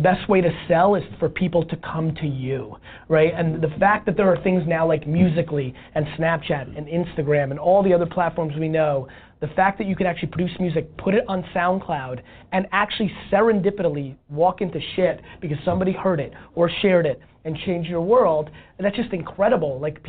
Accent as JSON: {"language": "English", "country": "Belarus", "tie": "born there", "moved": "yes", "said": "I was born in Belarus, in the former Soviet Union. Mm-hmm. We came here, we were super poor."}